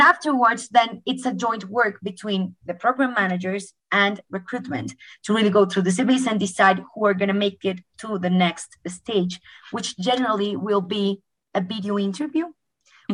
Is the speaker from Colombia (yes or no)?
yes; Colombia; moved away; I'm originally from Colombia